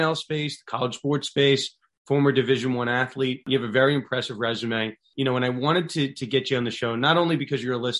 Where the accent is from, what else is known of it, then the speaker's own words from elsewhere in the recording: New York, United States; I'm from New York